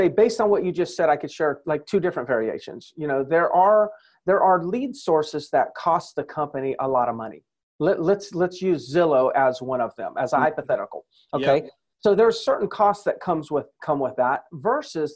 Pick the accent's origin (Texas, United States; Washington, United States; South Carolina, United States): South Carolina, United States; Myrtle Beach; my hometown and where I spend just about every day is in Myrtle Beach, South Carolina